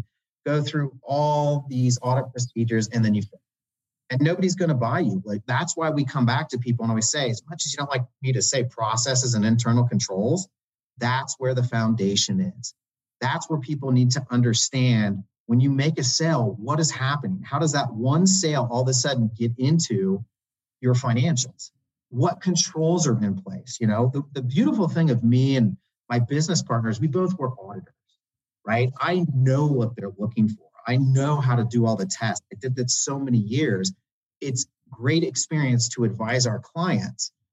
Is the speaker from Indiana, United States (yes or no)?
yes; Indiana, United States; moved away; I'm from Indiana originally.